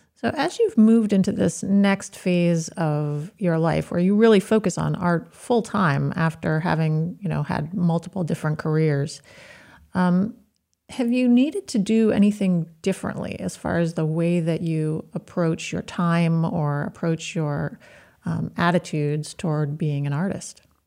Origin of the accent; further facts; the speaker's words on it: Maine, United States; I grew up in Maine. I haven't spent much time outside of the state of Maine